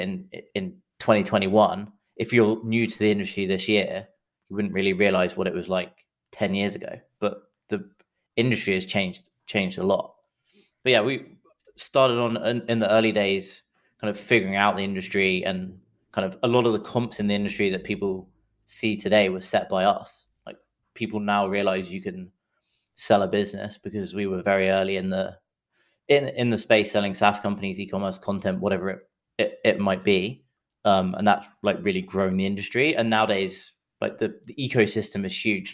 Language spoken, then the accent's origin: English; England, United Kingdom; accent: English; moved away as an adult; also born or lived in London; now in San Francisco, United States; as you can tell from the accent, I'm English, but I live in, uh, San Francisco